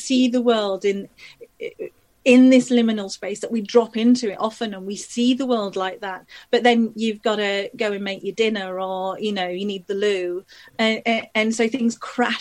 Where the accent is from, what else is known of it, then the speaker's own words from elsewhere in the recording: Leeds, Yorkshire and the Humber, United Kingdom; also born or lived in Liverpool / Isle of Man; I grew up in Leeds, you know, I come from a working class family in Leeds